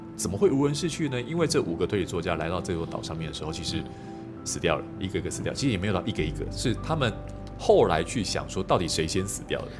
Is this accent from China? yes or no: no; Kaohsiung, Taiwan; 尤其我是南部人哦，这住高雄港都